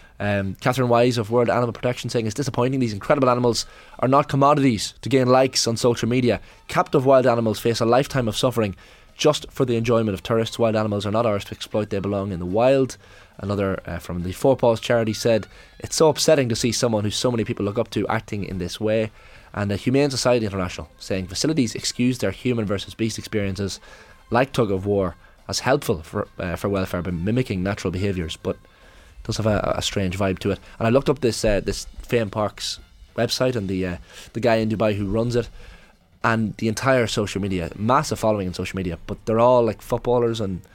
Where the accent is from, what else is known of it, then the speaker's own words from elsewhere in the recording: Northern Ireland, United Kingdom; born there; I was born in County Armagh, in fact.